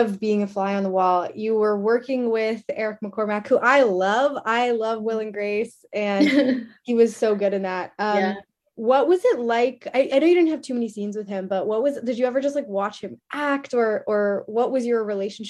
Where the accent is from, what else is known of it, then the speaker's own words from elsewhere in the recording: Vancouver, British Columbia, Canada; I'm from Vancouver